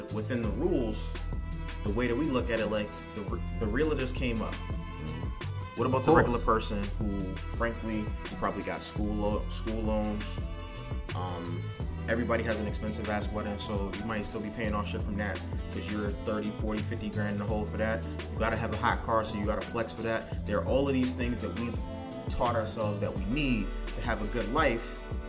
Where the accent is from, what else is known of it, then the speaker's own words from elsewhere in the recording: Washington, District of Columbia, United States; However, I grew up in Southeast. I went to Maryland schools because my mother was like, these schools in here are terrible.